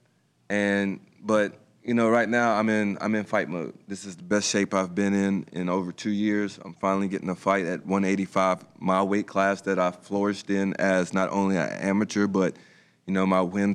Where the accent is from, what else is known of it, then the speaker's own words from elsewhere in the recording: Franklin County, Virginia, United States; also born or lived in Roanoke, Virginia; my hometown of Franklin County